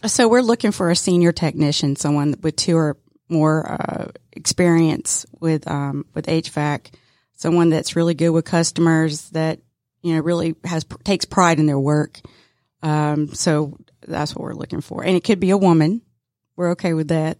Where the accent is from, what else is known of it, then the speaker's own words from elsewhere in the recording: Decatur, Georgia, United States; I was born and raised in the metro Atlanta area, um, so, yeah, I'm, I'm a Decatur girl